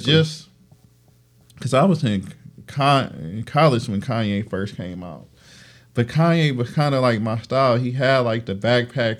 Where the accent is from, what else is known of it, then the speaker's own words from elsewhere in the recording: Detroit, Michigan, United States; I'm from Detroit